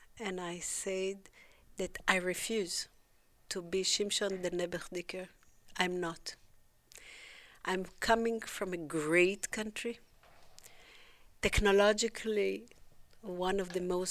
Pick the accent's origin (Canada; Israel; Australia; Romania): Israel; I grew up in Israel where, when I was a baby, there was still tzena